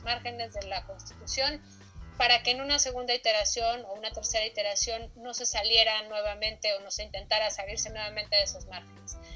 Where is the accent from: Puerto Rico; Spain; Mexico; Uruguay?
Mexico; tenemos como mexicanos